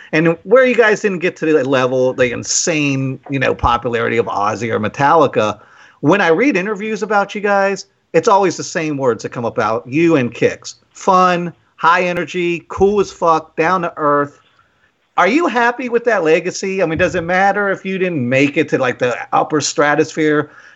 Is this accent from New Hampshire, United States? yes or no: no; Waldorf, Maryland, United States; we're from Waldorf. We played in a lot of bands coming up